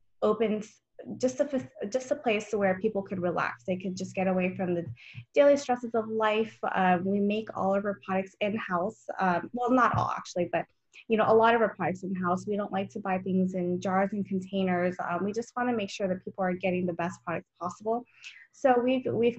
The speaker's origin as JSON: {"language": "English", "town": "San Jose", "region": "California", "country": "United States", "tie": "born or raised there", "said": "I was born and raised in California. My first half, I grew up in San Jose, the second half of my life down in Southern California"}